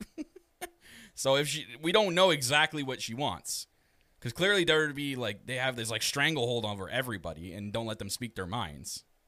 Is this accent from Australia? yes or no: no; Canada; I am your Canadian prince